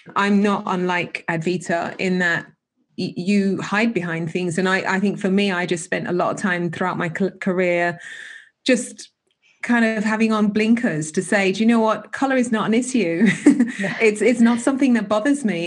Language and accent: English; United Kingdom; we couldn't be born and bred here our parents born and bred here i mean my parents weren't but I was